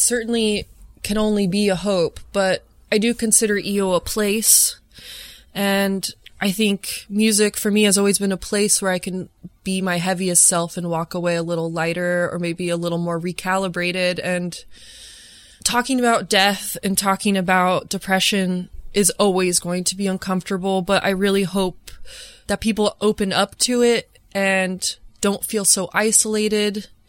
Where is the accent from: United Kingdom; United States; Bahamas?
United States; Chicago, Illinois; on November 21st, we're doing a show here in my hometown in Chicago at Talia Hall.